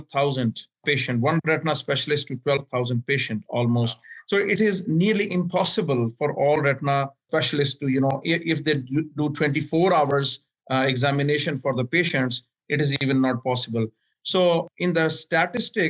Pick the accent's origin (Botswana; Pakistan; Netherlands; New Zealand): Pakistan; also born or lived in Miami; now in Atlanta, United States; I'm originally from Pakistan